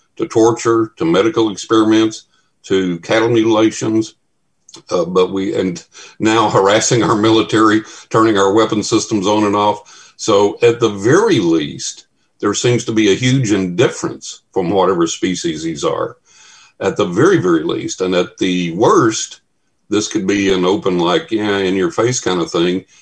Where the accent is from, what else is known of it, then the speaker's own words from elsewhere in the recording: Texas, United States; a buddy of mine I grew up with in Texas